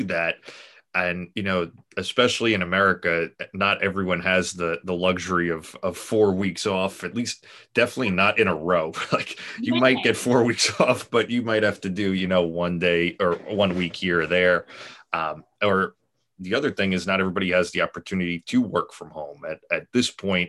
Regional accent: New York, United States; I'm from New York

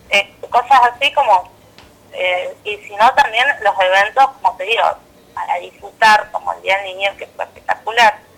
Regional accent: El Calafate, Santa Cruz, Argentina; somos de Calafate.

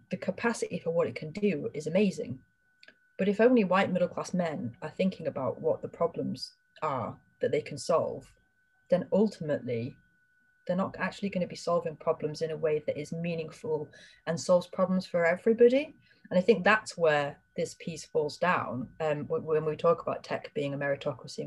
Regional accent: Harrogate, Yorkshire and the Humber, United Kingdom; I'm from Harrogate

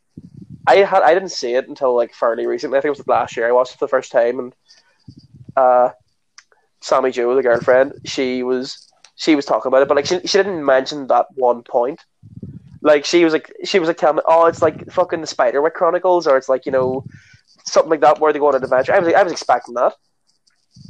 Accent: Northern Ireland, United Kingdom; we're both from Northern Ireland.

